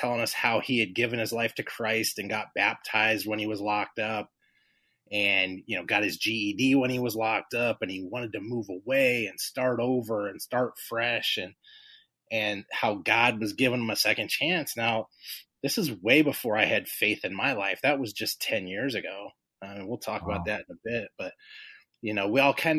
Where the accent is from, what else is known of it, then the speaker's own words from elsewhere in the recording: Los Angeles, California, United States; moved away as an adult; also born or lived in Carson, California; now in Illinois, United States; we grew up in South Central Los Angeles